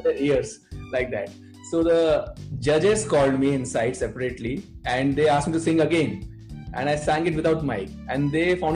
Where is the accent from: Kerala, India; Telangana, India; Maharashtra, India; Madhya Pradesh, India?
Madhya Pradesh, India; Bhopal; moved away as an adult; now in Mumbai, India; I was born and brought up in Bhopal. It's a capital city of Madhya Pradesh state.